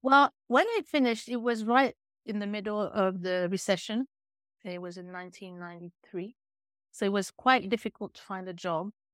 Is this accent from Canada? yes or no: yes; Chicoutimi, Quebec, Canada; also born or lived in UK, north of London; now in United Kingdom; originally, I'm from a small town in Quebec, five hours north of Montreal, called Chicoutimi.